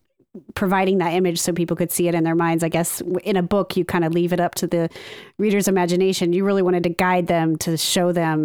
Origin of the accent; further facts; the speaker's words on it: Northwest Ohio, United States; now in Cleveland, United States; I'm a transplant to Cleveland. I grew up in Northwest Ohio.